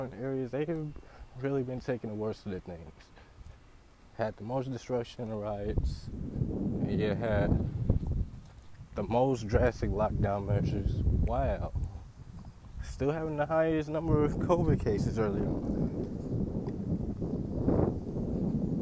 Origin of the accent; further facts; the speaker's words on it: Ferguson, Missouri, United States; I'm from Ferguson, St. Louis